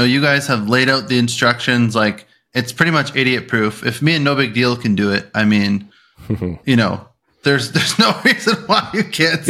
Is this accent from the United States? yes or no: no; Canada; I'm just a Canadian.